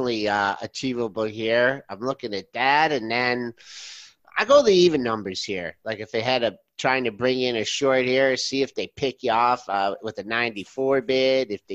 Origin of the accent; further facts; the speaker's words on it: Monroe, Michigan, United States; Monroe, Michigan company, my hometown.